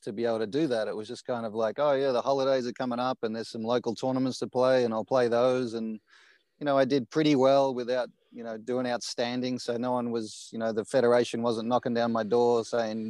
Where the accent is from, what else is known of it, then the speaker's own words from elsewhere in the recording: Australia; moved away; I was born in Australia and raised there